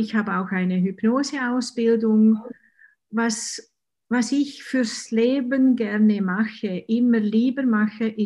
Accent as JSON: {"language": "German", "country": "Switzerland", "said": "Und ja, ich bin ich komme aus der Schweiz, das kann man wahrscheinlich unschwer hören."}